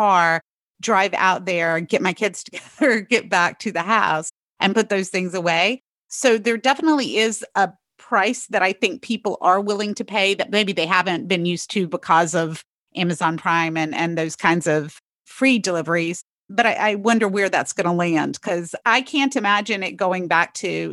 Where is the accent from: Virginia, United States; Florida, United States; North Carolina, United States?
North Carolina, United States; now in Pennsylvania, United States; I'm from North Carolina